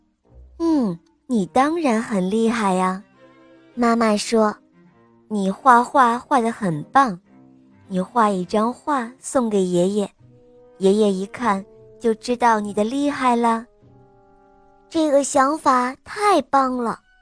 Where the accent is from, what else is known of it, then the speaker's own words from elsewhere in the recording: Beijing, China; 我今年五岁了，我来自于北京